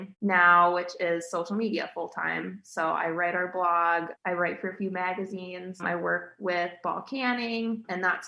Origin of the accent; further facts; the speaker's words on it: Chicago suburbs, Illinois, United States; now in Iowa, United States; I grew up in the Chicago suburbs